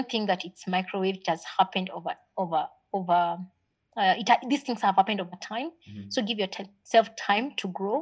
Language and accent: English; Nakuru, Nakuru County, Kenya; also born or lived in Mathare, Nairobi / Pangani, Nairobi; I was born in Mathare. Mm-hmm. I grew up in Nakuru